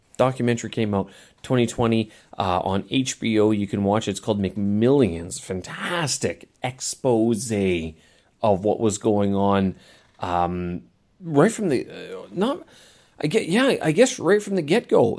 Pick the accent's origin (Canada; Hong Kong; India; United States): Canada; Manitoba; in my hometown, you know, prairies of Manitoba Prairies of Canada